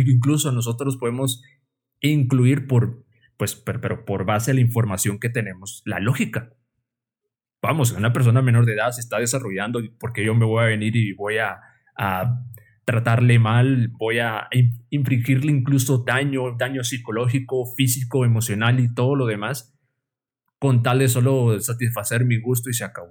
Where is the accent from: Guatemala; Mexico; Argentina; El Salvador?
Guatemala; como decimos los guatemaltecos